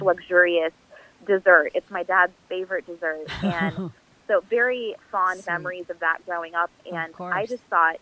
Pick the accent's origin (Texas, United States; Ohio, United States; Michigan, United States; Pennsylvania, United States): Michigan, United States; I grew up in Michigan, and in Dearborn, there is a large Arabic population there